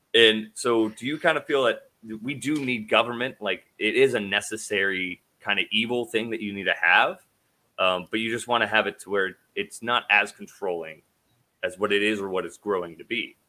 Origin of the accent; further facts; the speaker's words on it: Idaho, United States; I'm from Idaho